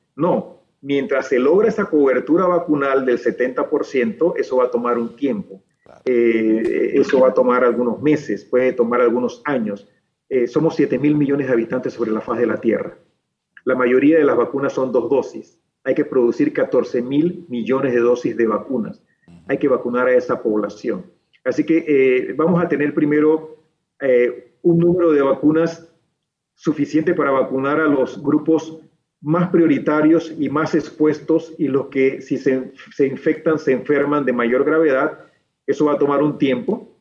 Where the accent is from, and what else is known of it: Panama